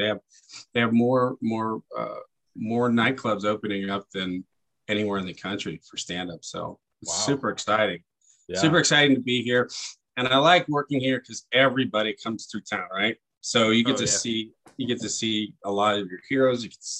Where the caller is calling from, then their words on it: Las Vegas, Nevada, United States; Yeah, I live down here in Vegas. I do most of my work down here.